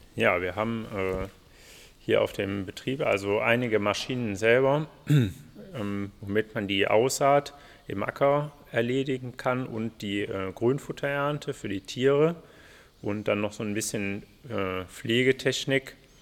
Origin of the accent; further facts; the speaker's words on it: Mönchengladbach, North Rhine-Westphalia, Germany; aufgrund der Nähe zu meiner Heimat Giesenkirchen habe ich das dann hier auch gemacht